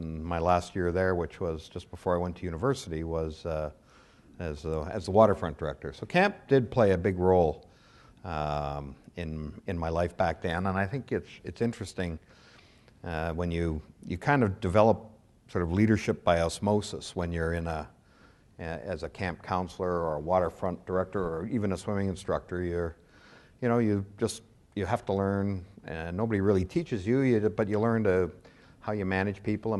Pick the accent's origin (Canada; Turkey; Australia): Canada; Toronto, Ontario; also born or lived in Winnipeg; I was born in Winnipeg. I lived there for all of about 3 weeks. So I then moved to Toronto. So I consider myself certainly raised in Toronto.